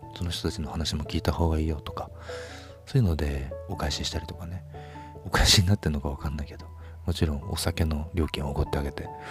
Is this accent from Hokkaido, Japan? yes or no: yes; Hokkaido, Japan; also born or lived in Tokyo; 僕は北海道で育ってる